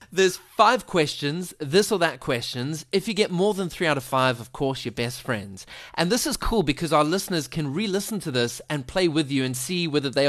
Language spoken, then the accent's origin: English; South Africa; accent: South African; my South African accent